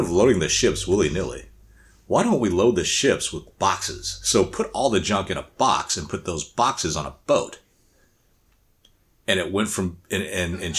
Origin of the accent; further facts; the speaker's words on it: United States; being an American